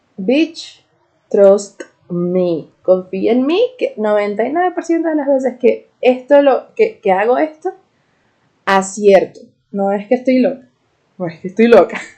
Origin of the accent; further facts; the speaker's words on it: Venezuela; soy una Jeda de Venezuela